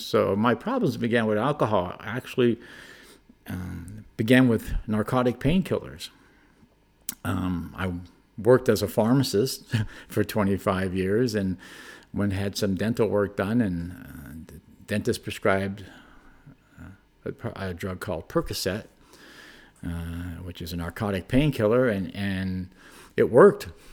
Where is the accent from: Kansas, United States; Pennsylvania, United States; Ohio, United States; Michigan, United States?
Pennsylvania, United States; Hazleton; now in Colorado, United States; grew up in northeastern Pennsylvania, small town called Hazelton, Pennsylvania